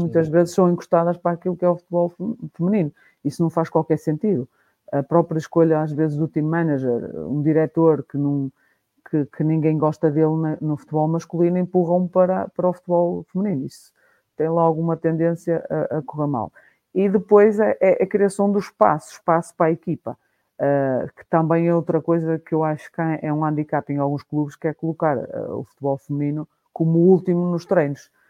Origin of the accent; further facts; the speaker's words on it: Guimarães, Norte, Portugal; sou de Guimarães